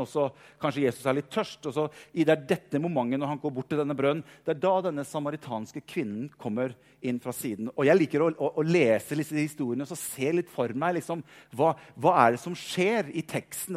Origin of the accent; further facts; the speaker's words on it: Norway; vi er pastor fra Norge, langt unna